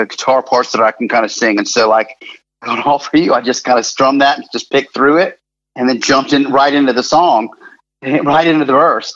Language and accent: English; Gainesville, Florida, United States; Growing up in Gainesville